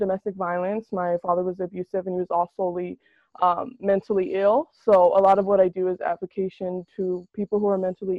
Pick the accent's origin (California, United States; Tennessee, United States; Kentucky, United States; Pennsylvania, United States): California, United States; Salinas; I'm from born and raised in Salinas, California